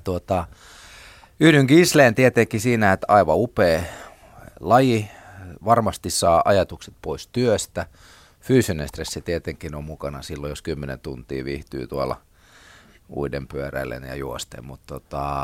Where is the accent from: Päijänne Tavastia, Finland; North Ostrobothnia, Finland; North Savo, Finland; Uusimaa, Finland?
Uusimaa, Finland; Porvoo; itsekin olen porvoolainen